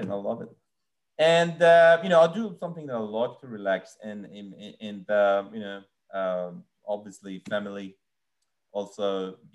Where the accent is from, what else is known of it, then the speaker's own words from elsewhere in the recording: Iran; The, the, the, most unusual thing, I'm coming from Iran, like I've seen a lot of unusual things yeah. in Iran, like, you know, historical places, things like that.